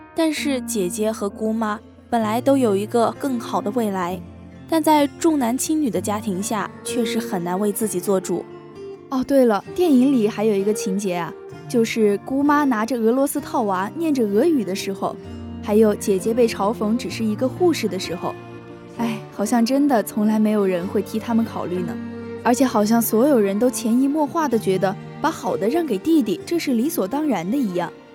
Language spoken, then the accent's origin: Chinese; Sichuan, China; 我本来是四川人嘛